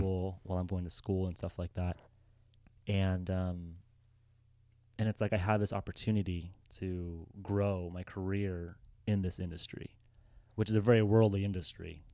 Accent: Los Angeles, California, United States; moved away as an adult; also born or lived in Mammoth Lakes; now in San Diego, United States; born and raised in Los Angeles

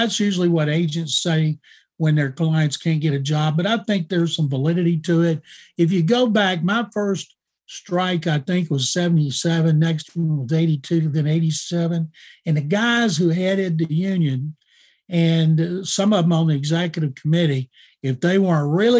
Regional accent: Waco, Texas, United States; I grew up watching in Waco when I was a kid in the 60s

